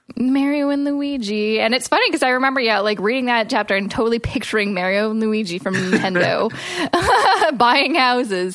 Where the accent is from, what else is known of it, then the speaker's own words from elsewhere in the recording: Vancouver, British Columbia, Canada; now in Toronto, Canada; We're from Vancouver